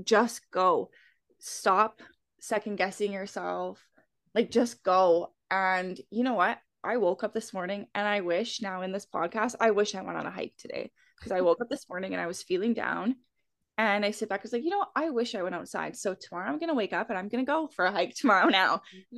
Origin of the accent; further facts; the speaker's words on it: Alberta, Canada; I'm from Alberta